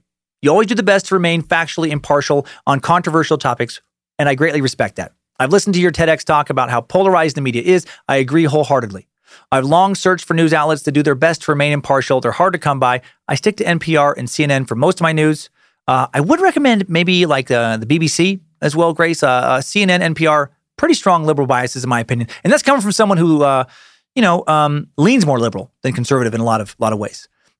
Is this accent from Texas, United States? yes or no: no; St. Louis, Missouri, United States; I mentioned I'm from St. Louis, and if you don't already know, we're one of the most racially divided cities in the country.